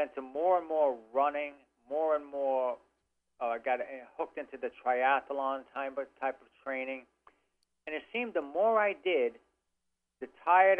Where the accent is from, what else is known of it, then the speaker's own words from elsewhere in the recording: New York City, New York, United States; I was born and raised in Brooklyn